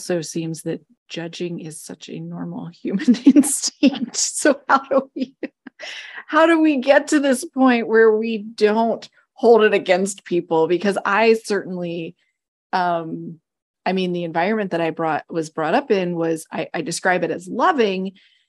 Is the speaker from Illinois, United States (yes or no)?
no; near Philadelphia, Pennsylvania, United States; I grew up near Philadelphia.